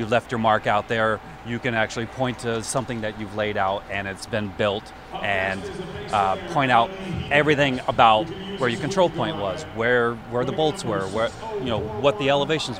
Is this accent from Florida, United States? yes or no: yes; Tampa, Florida, United States; now in Albany, United States; I'm actually born and raised in Tampa